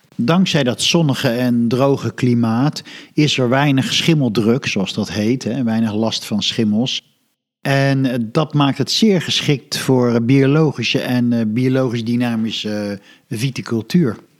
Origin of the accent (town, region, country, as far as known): Netherlands